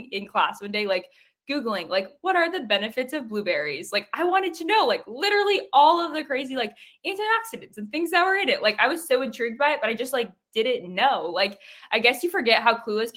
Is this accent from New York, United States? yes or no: no; South Dakota, United States; I live in South Dakota. I've lived here my whole life.